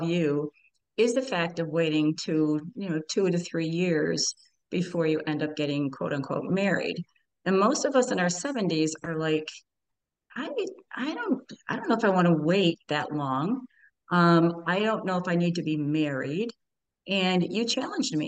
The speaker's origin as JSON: {"language": "English", "town": "Buffalo", "region": "New York", "country": "United States", "also_born_or_lived": "Florida", "moved": "yes", "lives_now": "Syracuse, United States", "said": "I am originally from Buffalo, New York, live in Syracuse area, and now have transferred down to Florida for a six month kind of thing."}